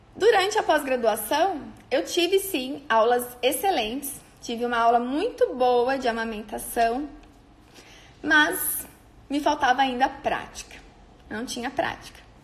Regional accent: on the border with Paraná, interior of São Paulo, Brazil; moved away as an adult; now in Maringá, Brazil; eu sou do interior de São Paulo, na divisa com o Paraná

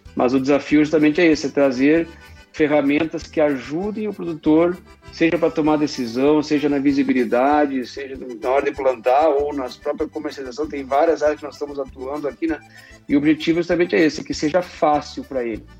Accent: Rio Grande do Sul, Brazil; accent: southern; moved away as an adult; also born or lived in Santa Maria; now in São Paulo, Brazil; atualmente eu moro em São Paulo, mas sou natural de Catipe, Rio Grande do Sul

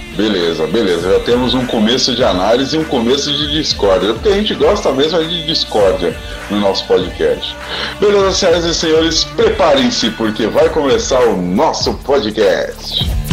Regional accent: Brazil; Nós somos brasileiros

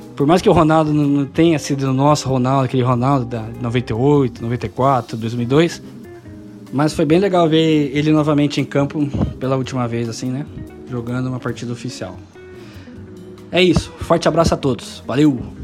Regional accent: Campinas, São Paulo, Brazil; now in São Paulo, Brazil; moro aqui em São Paulo, mas sou de Campinas

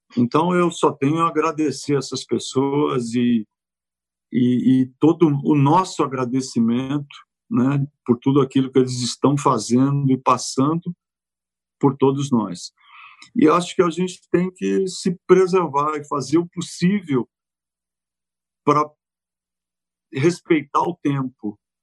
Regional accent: São Paulo, Brazil; moved away as an adult; also born or lived in Quintana / Santo André / Italy; Eu vivi em Quintana até seis anos, depois meu pai resolveu mudar para São Paulo e eu fui morar na Zona Leste. E aí começa um pouco da minha vida paulistana

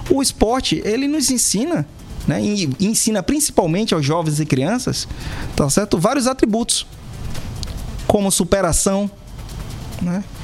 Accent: Northeast Region, Brazil; nossa Paraíba como um todo, Muca muito feliz como nordestino de voltar sempre à Paraíba. Nesse jeito corrido hoje, essa vida de ministro é, é, é bate e volta, mas não deixa de ser bastante gratificante estar aqui de volta ao meu Nordeste.

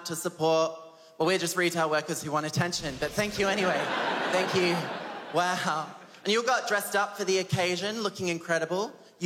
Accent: Adelaide, South Australia, Australia; I'm 23 years old and I'm from Adelaide.

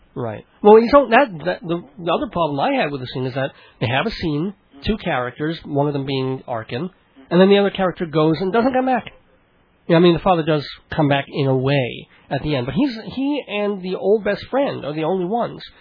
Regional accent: New York City, New York, United States; also born or lived in Long Island; I was born in Brooklyn

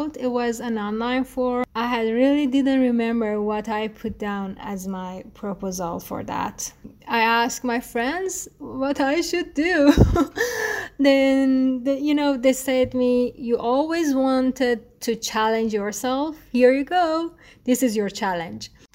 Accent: Tehran, Tehran Province, Iran; first language Persian; English is a second language; also born or lived in Kashan; I was born in Tehran and my father is from Kashan. Since I was born, my parents has always moving from Kashan to Tehran and Tehran to Kashan.

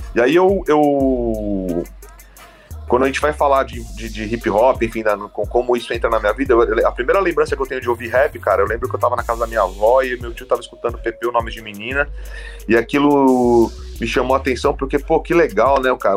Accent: São Bernardo do Campo, São Paulo, Brazil; eu morei em São Bernardo a minha vida toda, né? É, só que eu sou nascido em São Paulo, então, assim, é, eu morei em São Bernardo desde a minha, de, de criança até a fase adulta

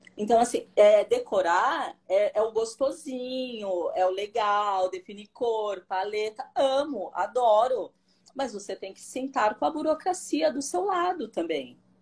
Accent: São Paulo, Brazil; sou daqui de São Paulo, do bairro da Aclimação

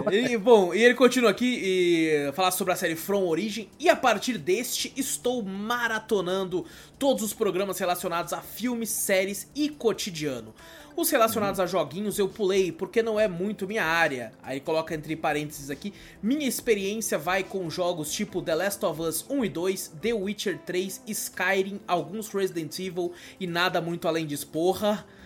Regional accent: São Mateus do Sul, Paraná, Brazil; sou de São Mateus do Sul, Paraná, cidade pequena de interior na divisa do Paraná com Santa Catarina.

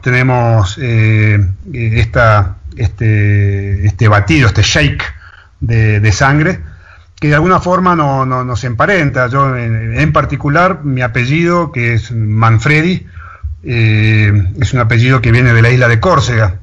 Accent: Buenos Aires, Argentina; moved away as an adult; now in Tilcara, Argentina; yo soy porteño de nacimiento, eh, para el que no sabe qué es ser porteño, es que nací en la ciudad del puerto de Buenos Aires, ahí muy cerca del puerto, eh, literalmente, y viví casi 30 años en Buenos Aires

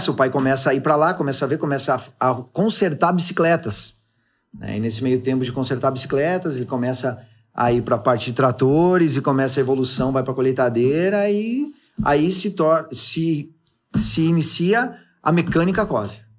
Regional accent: Água Santa, Rio Grande do Sul, Brazil; moved away; Nós somos naturais de Água Santa há mais de 40 anos.

